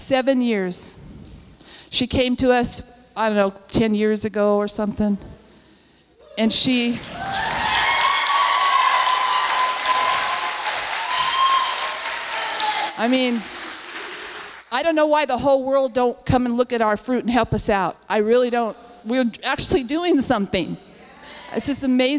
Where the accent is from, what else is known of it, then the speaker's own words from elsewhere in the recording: Ojai, California, United States; I'm from Ojai. Anybody know? There's nothing there but two streets and mountains